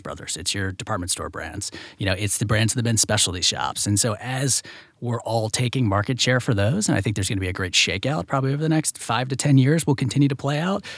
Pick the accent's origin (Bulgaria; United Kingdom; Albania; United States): United States; Virginia; I'm from Virginia